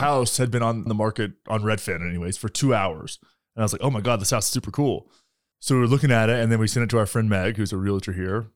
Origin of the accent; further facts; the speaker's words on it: Texas, United States; moved away; I'm from Texas